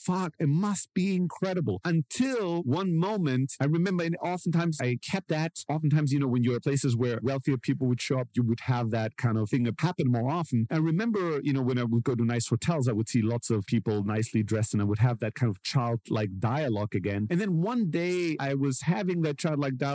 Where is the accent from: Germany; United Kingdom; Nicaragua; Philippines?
Germany; I grew up in Germany and I grew up in a very like immigrant social housing kind of environment